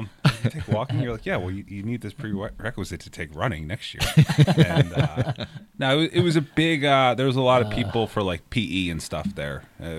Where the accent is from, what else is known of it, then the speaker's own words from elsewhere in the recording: Williamsport, Pennsylvania, United States; born there; I was born in Williamsport, Pennsylvania, mm-hmm. home of Little League baseball.